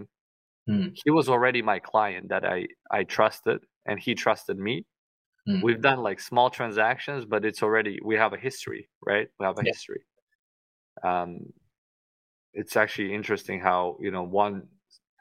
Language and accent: English; Tashkent, Uzbekistan; moved away as an adult; now in Miami, United States; I only came to the US 9 years ago, so I currently live in Miami, Florida, but I grew up in Uzbekistan in the capital, Tashkent